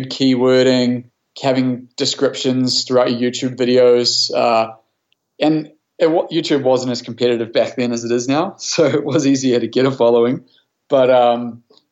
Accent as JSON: {"language": "English", "country": "New Zealand", "tie": "born or raised there", "moved": "as an adult", "lives_now": "Canada", "said": "I grew up in New Zealand, which is why I have this different accent."}